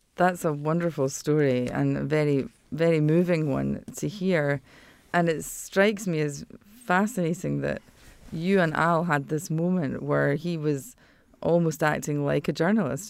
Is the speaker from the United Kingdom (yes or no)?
yes; United Kingdom; moved away; my home country